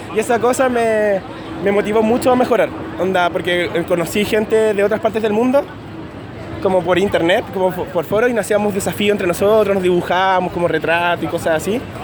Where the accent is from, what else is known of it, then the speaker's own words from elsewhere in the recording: Concepción, Biobío, Chile; moved away as an adult; also born or lived in Santiago, Chile; now in Madrid, Spain; nací en Concepción, a los 18 años me mudé a Santiago